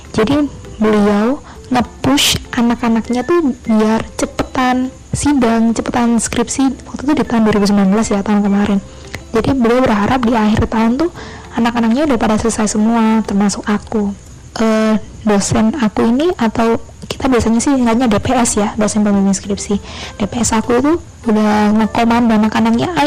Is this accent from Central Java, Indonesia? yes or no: no; Surabaya, East Java, Indonesia; asalku dari Surabaya